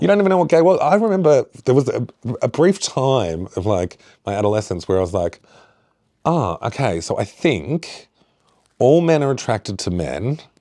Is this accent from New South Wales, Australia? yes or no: no; Shepparton, Victoria, Australia; now in Isle of Mull, United Kingdom; where I grew up, uh, Shepparton